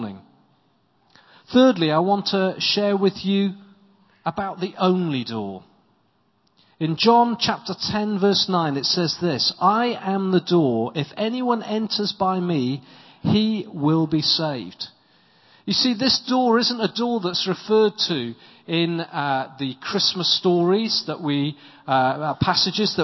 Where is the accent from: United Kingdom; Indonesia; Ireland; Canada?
United Kingdom; South Wales valleys; now in Winchester, United Kingdom; I come from South Wales, in the South Wales valleys